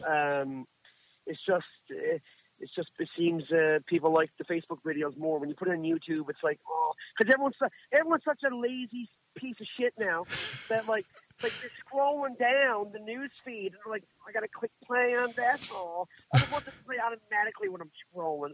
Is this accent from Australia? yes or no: no; Marystown, Newfoundland and Labrador, Canada; I'm from Marystown